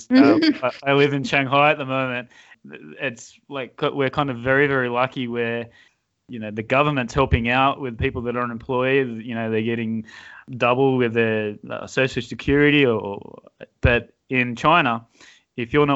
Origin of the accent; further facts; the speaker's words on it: Newcastle, New South Wales, Australia; we are both from Newcastle